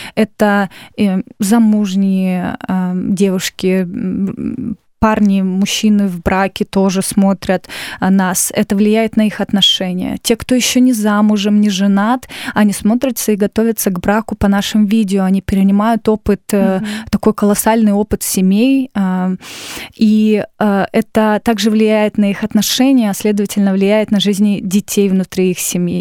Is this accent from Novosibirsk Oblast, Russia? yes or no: yes; Novosibirsk, Novosibirsk Oblast, Russia; now in Moscow, Russia; я из города Новосибирска. Это столица Сибири.